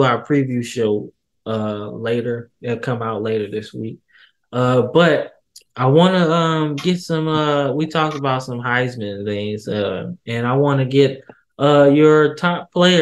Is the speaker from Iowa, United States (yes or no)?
no; St. Louis, Missouri, United States; I'm from St. Louis, Missouri